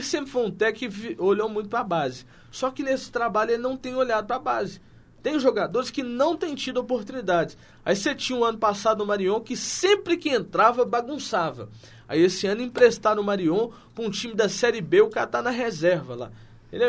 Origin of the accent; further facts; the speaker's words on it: Minas Gerais, Brazil; eu como bom mineiro que sou